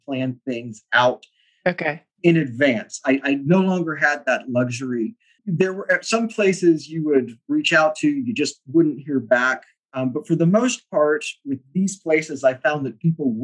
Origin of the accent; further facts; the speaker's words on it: Texas, United States; the reason that I am Texan is because back in the 1840s, when Texas was a republic, you know, some of my ancestors in Germany said, hey, we need a new start